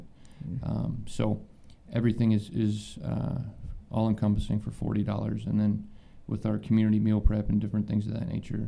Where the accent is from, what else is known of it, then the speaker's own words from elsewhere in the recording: Columbus, Ohio, United States; I'm from Columbus, Ohio